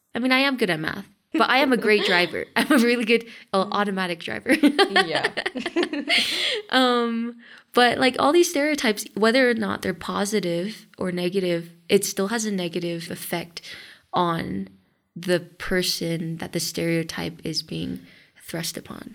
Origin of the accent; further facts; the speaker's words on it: Los Angeles, California, United States; moved away as an adult; now in Mexico; I grew up in Los Angeles and in the US